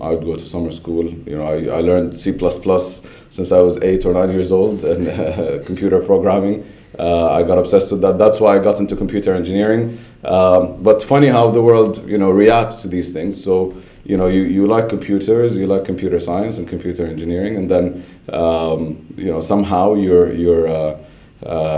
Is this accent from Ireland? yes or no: no; Saudi Arabia; moved away as an adult; also born or lived in Baton Rouge, Louisiana, United States / Pennsylvania, United States; I grew up in Saudi until just after high school, where I went to the US to study